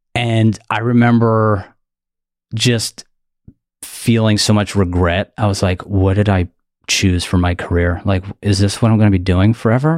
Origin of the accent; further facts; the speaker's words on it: Delaware County, outside Philadelphia, Pennsylvania, United States; accent: Delco; I am from uh, suburbs outside of Philly, um, specifically a township called Delco or Delaware County. That's why my voice sounds like this